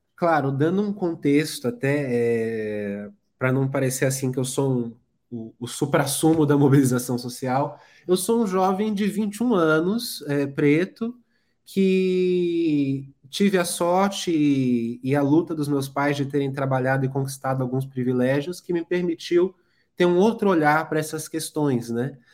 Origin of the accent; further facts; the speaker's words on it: São Paulo, Brazil; Sou nascido aqui em São Paulo, nascido e criado em São Paulo, moro aqui até hoje